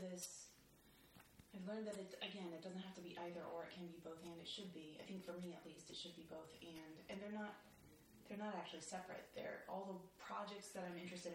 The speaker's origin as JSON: {"language": "English", "region": "Illinois", "country": "United States", "tie": "born or raised there", "also_born_or_lived": "Los Angeles", "moved": "yes", "lives_now": "New York, United States", "said": "I grew up in Illinois"}